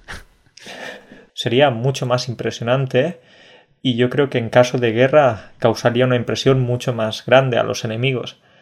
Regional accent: Andalusia, Spain; soy andaluz, de familia andaluza

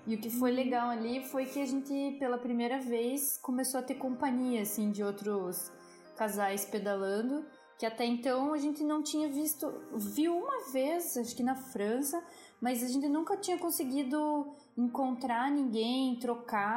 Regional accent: Brazil; a gente é brasileiro

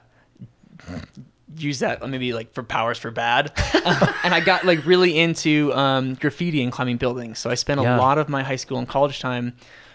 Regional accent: Fargo, North Dakota, United States; moved away as an adult; also born or lived in Denver; Growing up in Fargo, it's difficult to compare it to anything because I didn't grow up anywhere else

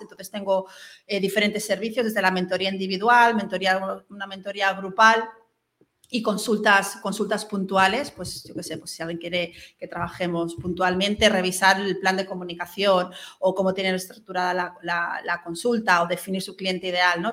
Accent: Mallorca, Balearic Islands, Spain; moved away as an adult; also born or lived in Barcelona; Yo soy de Mallorca, estudié en Barcelona y cuando volví a Mallorca

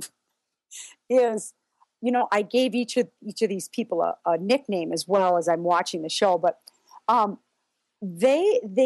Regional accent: South Dakota, United States; accent: Minnesota; I was from South Dakota

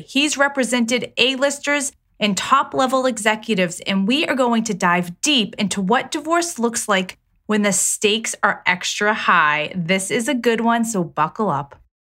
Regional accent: Connecticut, United States; in Connecticut, my home state

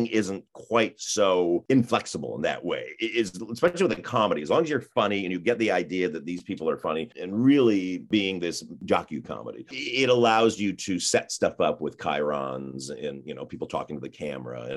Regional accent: Mount Clemens, Michigan, United States; I grew up in Michigan, in Mount Clemens, Michigan, which was a small town.

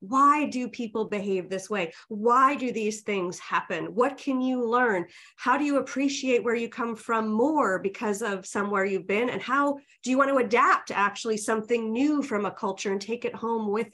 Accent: New York, United States; moved away as an adult; I'm from New York

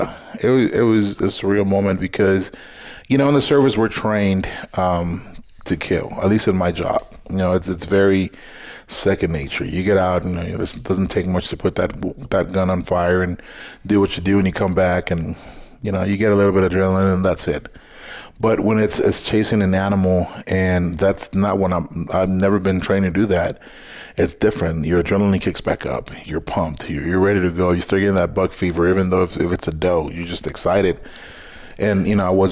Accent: South Texas, United States; moved away; Growing up in South Texas, where it's hot and humid

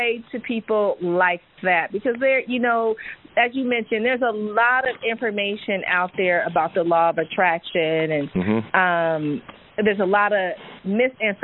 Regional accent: Silicon Valley, California, United States; I'm a Silicon Valley product, was born in Stanford Hospital, grew up in the Silicon Valley

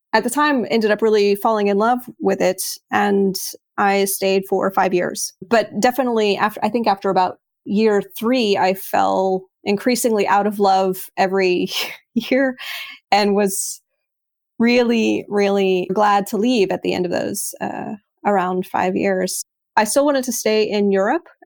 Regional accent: Texas, United States; moved away as an adult; also born or lived in Sydney, Australia / Prague, Czech Republic; now in Netherlands; I'm originally from Texas, and I grew up most of my life in Texas, aside from living in Sydney as a kid with my family.

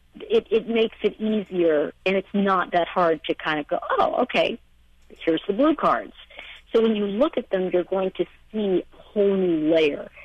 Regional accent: New York, United States; also born or lived in Los Angeles, California; now in Asheville, United States; I'm from New York originally, and I moved to Los Angeles, and I lived there for over 20 years

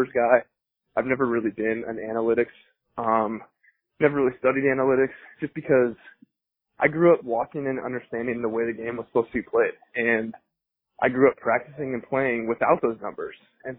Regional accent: Colorado, United States; moved away; growing up in Colorado

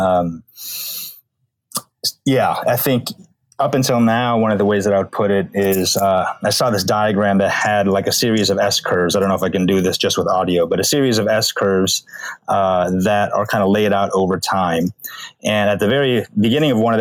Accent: United States; I'm Korean American. My experience in America is largely an immigrant experience. My parents came here

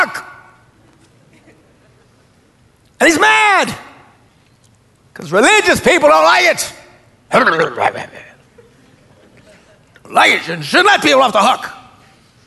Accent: Wisconsin, United States; we're from Wisconsin.

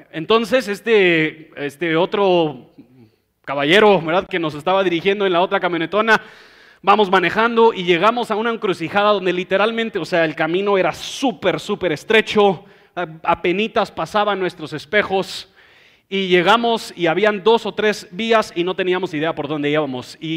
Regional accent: United States; Spanish is a second language; yo como buen gringo orgulloso, prepotente

